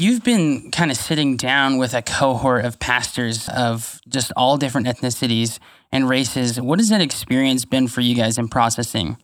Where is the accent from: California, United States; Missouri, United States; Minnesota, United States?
California, United States; Fresno; I grew up in Pinedale, which, if you're familiar with Fresno, especially pre-River Park, uh, is a really rough neighborhood